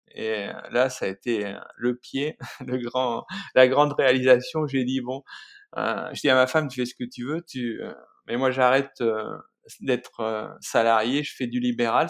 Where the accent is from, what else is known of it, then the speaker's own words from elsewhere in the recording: Creuse, Nouvelle-Aquitaine, France; moved away; also born or lived in Lozère; je suis né dans la Creuse, en plein centre de la France